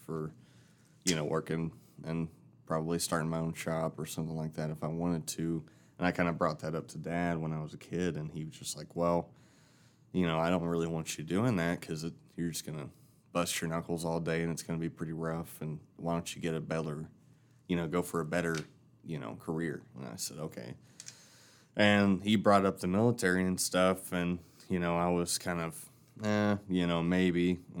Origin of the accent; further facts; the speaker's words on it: Knoxville, Tennessee, United States; Well, so I'm from Knoxville, Tennessee. So, and my dad had his own mechanic shop down there.